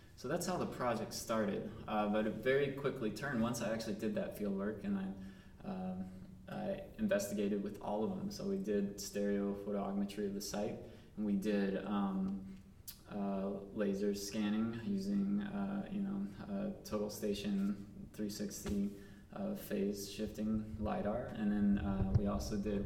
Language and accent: English; Southwest, United States; I'm from the Southwest.